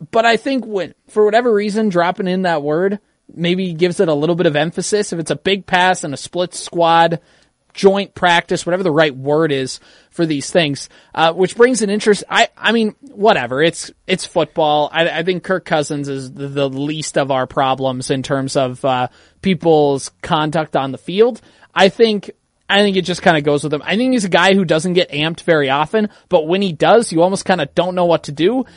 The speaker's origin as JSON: {"language": "English", "region": "Midwest", "country": "United States", "said": "we're from the Midwest"}